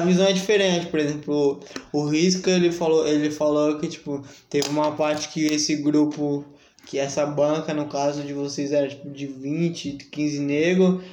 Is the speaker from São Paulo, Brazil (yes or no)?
yes; São Paulo, Brazil; voltar pro lugar onde eu nasci, sim, sim. fui criado